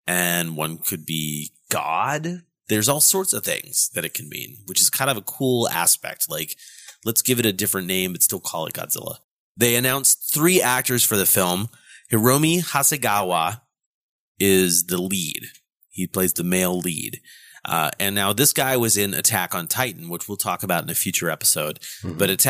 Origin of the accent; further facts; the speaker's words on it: United States; As an American